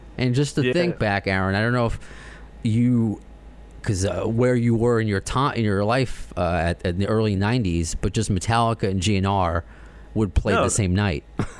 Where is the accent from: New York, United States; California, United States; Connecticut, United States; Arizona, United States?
New York, United States; You're asking where I'm from, and if you can't tell anyone, I'm from New York from my accent.